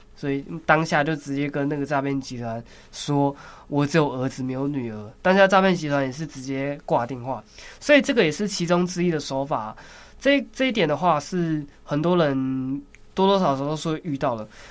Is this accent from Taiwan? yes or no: yes; Taiwan; 我们台湾人